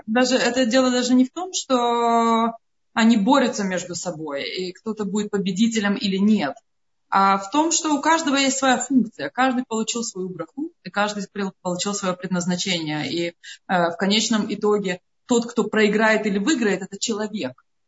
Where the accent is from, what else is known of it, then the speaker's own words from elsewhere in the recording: Vilnius, Vilnius County, Lithuania; now in Amsterdam, Netherlands; я сама родом из Литвы